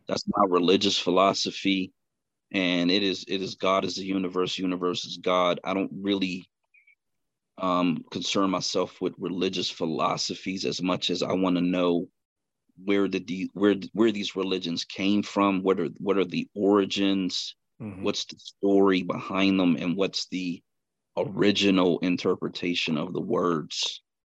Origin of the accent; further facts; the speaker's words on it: Pittsburgh, Pennsylvania, United States; right in western Pennsylvania. Um, born and raised, grew up here